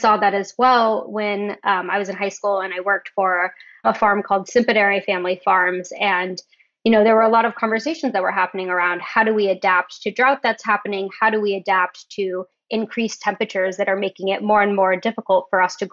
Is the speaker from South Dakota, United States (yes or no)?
no; Turlock, California, United States; I grew up in Turlock, California